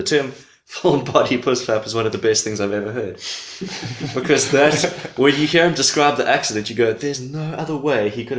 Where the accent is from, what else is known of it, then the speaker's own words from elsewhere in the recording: East London, Eastern Cape, South Africa; moved away as an adult; now in Cape Town, South Africa; I'm from East London. I moved here 8 years ago.